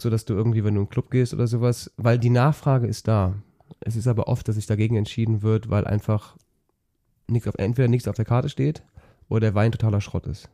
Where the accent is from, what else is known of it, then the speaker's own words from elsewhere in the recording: Engelskirchen, North Rhine-Westphalia, Germany; das oberbergische Land in meiner Heimat ich komme aus Engelskirchen